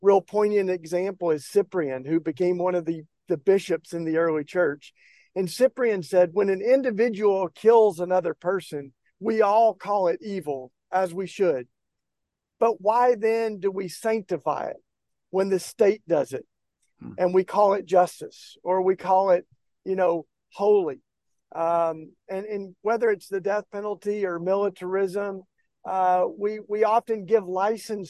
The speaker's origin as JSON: {"language": "English", "region": "East Tennessee", "country": "United States", "tie": "born or raised there", "said": "I grew up down in East Tennessee in the kind of Bible Belt"}